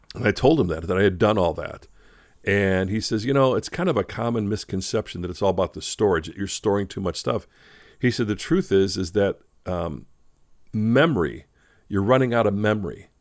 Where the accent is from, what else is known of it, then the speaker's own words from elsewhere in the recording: Chicago, Illinois, United States; Growing up as a kid in Chicago